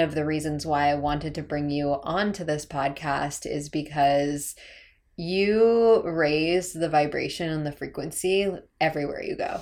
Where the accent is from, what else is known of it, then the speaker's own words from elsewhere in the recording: San Diego, California, United States; moved away as an adult; now in Asheville, United States; we're actually both from San Diego